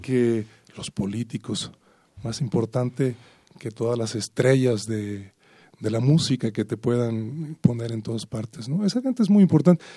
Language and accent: Spanish; Veracruz, Mexico; moved away; para mi estado, para para mi patria chica